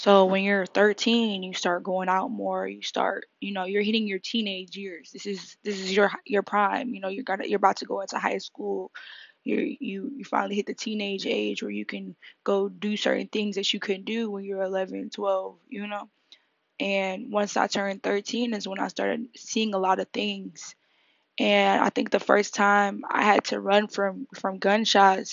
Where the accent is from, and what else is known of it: Detroit, Michigan, United States; born or raised there; now in New York City, United States